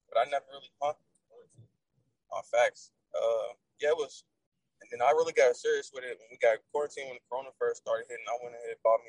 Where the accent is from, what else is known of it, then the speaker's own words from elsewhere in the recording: Louisville, Kentucky, United States; I'm from Louisville, Kentucky. I'm 22 years old